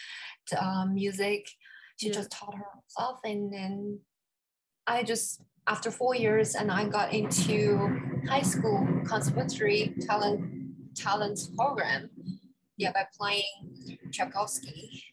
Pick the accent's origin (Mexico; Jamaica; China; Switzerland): China; moved away as an adult; also born or lived in Singapore / Pittsburgh, United States; now in New York City, United States; Originally, I was born in China. I went to Singapore for my undergraduate studies.